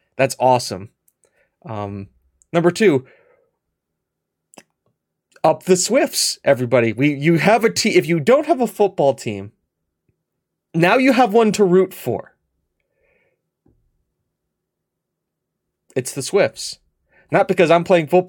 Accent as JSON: {"language": "English", "country": "United States", "said": "I'm an American."}